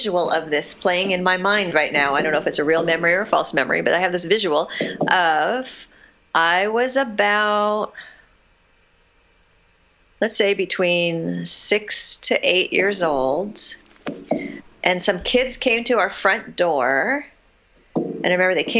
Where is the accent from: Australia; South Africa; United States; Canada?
United States; Southern California; also born or lived in Massachusetts; We moved to California when I was about 4. And we lived in a couple of different houses in this city in Southern California